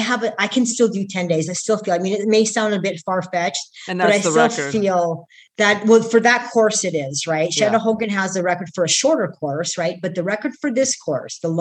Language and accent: English; Canada; I come from Canada